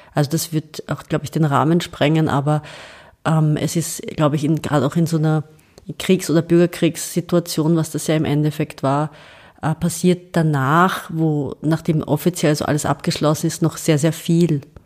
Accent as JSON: {"language": "German", "country": "Austria", "also_born_or_lived": "Serbia", "said": "ich bin draußen als Österreicherin, ich komme nach Hause"}